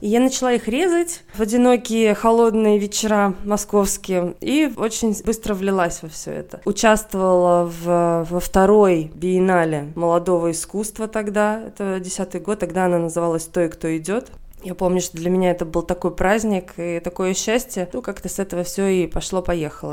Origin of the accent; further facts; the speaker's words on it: Veliky Novgorod, Novgorod Oblast, Russia; moved away as an adult; also born or lived in Moscow; в моей гимназии, где я училась в городе Великий Новгород